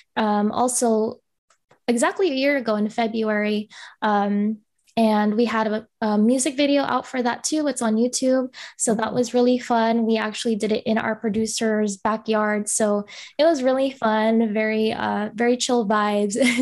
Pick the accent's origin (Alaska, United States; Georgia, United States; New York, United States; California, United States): California, United States; Bay Area; I'm Filipino, um, born and raised here